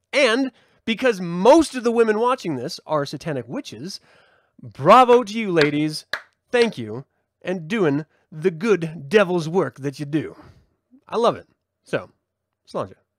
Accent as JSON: {"language": "English", "country": "United States", "said": "as an American"}